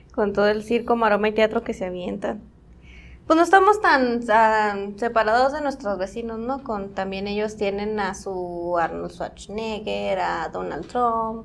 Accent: Mexico; nos sentimos bien mexicanos

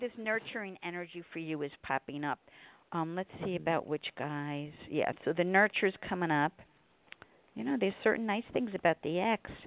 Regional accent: New York, United States; now in Connecticut, United States; I'm from New York

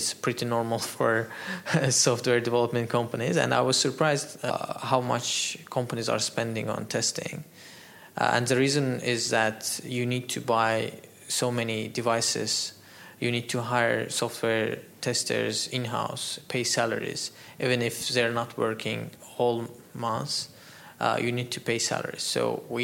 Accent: Azerbaijan; moved away as an adult; now in Dubai, United Arab Emirates; exporting some hardware from here to my home country

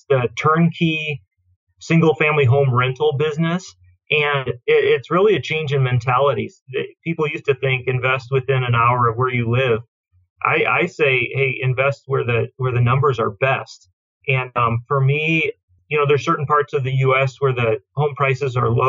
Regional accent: United States; moved away as an adult; I'm American

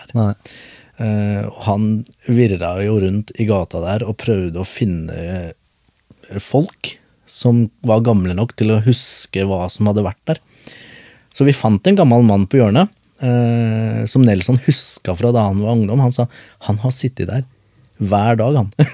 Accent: Skien, Telemark, Norway; also born or lived in Bogotá, Colombia; Jeg er fra Colombia, mm. eh, men jeg er vokst opp på Gulset

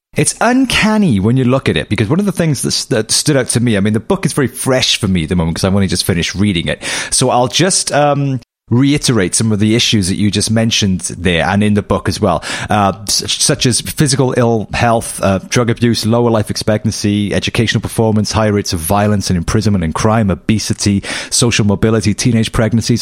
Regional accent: United Kingdom; as a British citizen

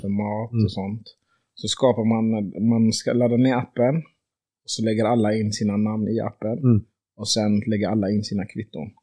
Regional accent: Sweden; som svensk

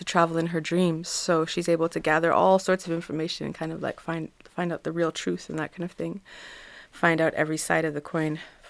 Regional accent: Nanaimo, British Columbia, Canada; also born or lived in Vancouver, Canada / Cape Town, South Africa; Born in Vancouver. I was born in Vancouver. I grew up between Nanaimo and Vancouver Island

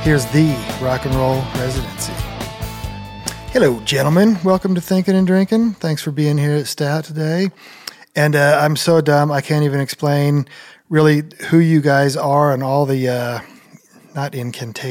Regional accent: Holdrege, Nebraska, United States; I'm from Holdridge, Nebraska

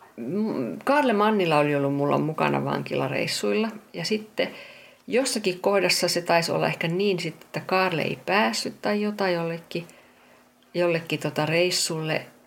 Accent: Finland; mä oon, mä oon Suomesta, että kyllä mä oon tottunut, että on kylmää

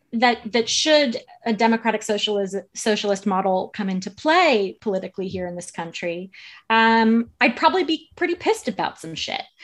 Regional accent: United States; my home country of the U S

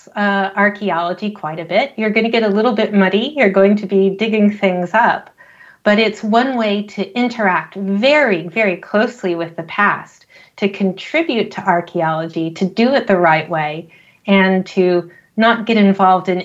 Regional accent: United States; also born or lived in Scotland; I'm American

